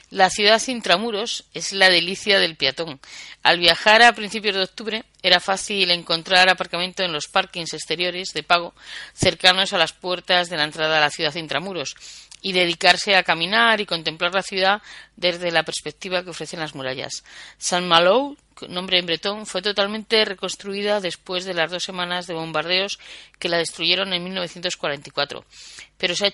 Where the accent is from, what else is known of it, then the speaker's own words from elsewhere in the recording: Galicia, Spain; a pesar de que somos gallegos, todos los compañeros de viaje del viajero occidental, somos eh, gallegos o de nacimiento o de adopción